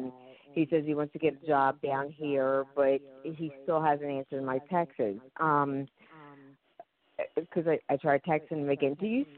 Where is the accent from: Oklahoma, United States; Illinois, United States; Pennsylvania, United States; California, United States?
Pennsylvania, United States; I'm from Pennsylvania.